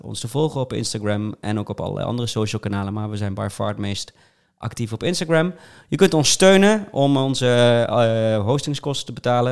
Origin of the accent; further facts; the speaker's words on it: North Brabant, Netherlands; ik kom uit Brabant